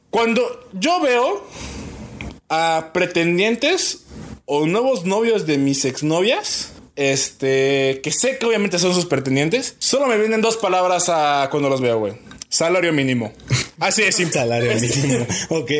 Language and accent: Spanish; Querétaro, Mexico; soy de aquí de Querétaro